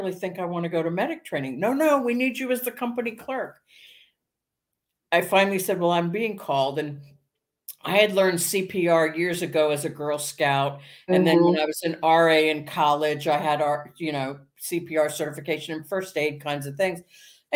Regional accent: Silver Spring, Maryland, United States; I was born and raised in Silver Spring, Maryland.

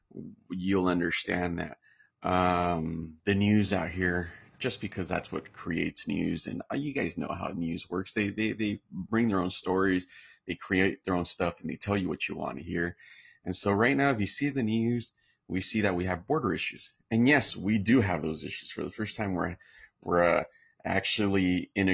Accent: Santa Ana, California, United States; I'm American, U.S. born in Orange County, California, straight out of Santa Ana, California

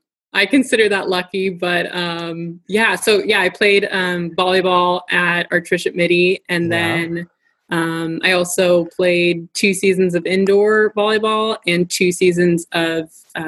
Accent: San Jose, California, United States; also born or lived in San Luis Obispo; San Jose. So about 2.5-3 hours away from San Luis Obispo.

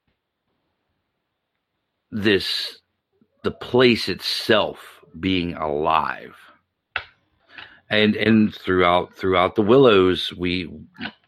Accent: Baton Rouge, Louisiana, United States; growing up near Baton Rouge, you know, I'm used to people who work on the river

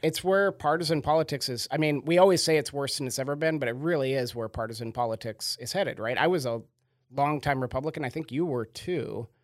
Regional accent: Sequim, Washington, United States; I grew up on a farm in a terribly small town

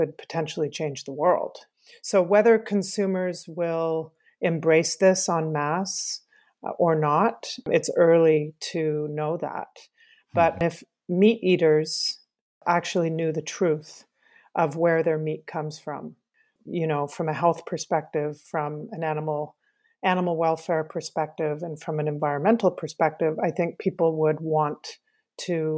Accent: Canada; I'm a Canadian filmmaker

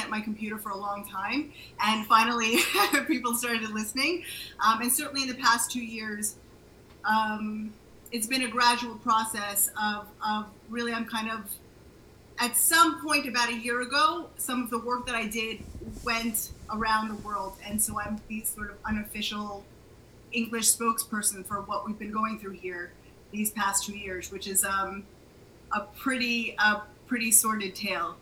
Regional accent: United States; moved away as an adult; now in Israel; I was born in the States, uh, just outside DC

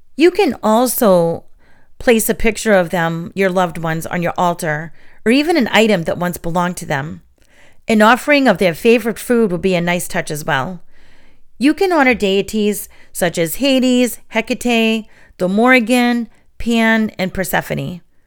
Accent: New England, United States; Growing up in New England, we had our share of very cold Halloweens

